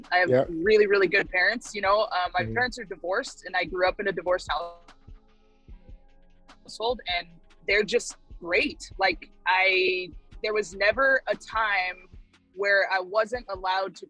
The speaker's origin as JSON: {"language": "English", "town": "Azusa", "region": "California", "country": "United States", "tie": "born or raised there", "said": "I'm from Southern California. Mm-hmm. So like greater Los Angeles area. I grew up in a city called Azusa, California"}